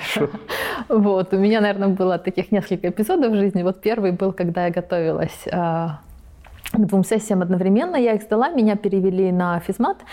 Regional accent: Belarus; moved away as an adult; also born or lived in Prague, Czech Republic; now in California, United States; Я родом из Беларуси. Родилась, жила 18 лет, училась потом в Чешской республике, в Праге

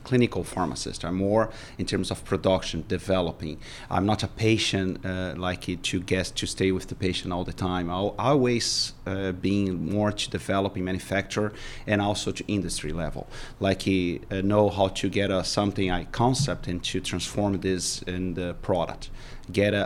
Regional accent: Brazil; English is a second language; moved away as an adult; now in United States; come back and rebuild our life here in Brazil.

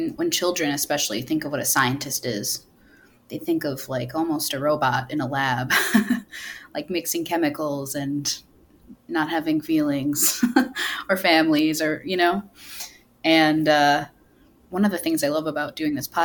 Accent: Wisconsin, United States; I grew up in Wisconsin, so we've got quite a bit of fishing here

